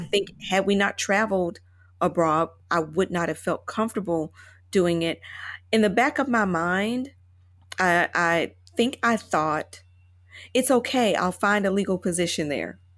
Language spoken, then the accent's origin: English; Chattanooga, Tennessee, United States; moved away as an adult; also born or lived in Indianapolis / Ascot, England / London; now in Taipei, Taiwan; I moved from Chattanooga, Tennessee, as my hometown